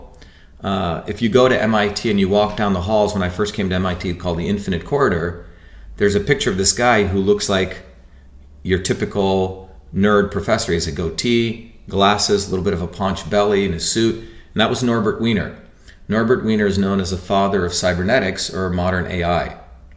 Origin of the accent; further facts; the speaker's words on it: India; now in United States; When I was growing up in India, my great-grandfather could do, you know, fractional multiplication in his head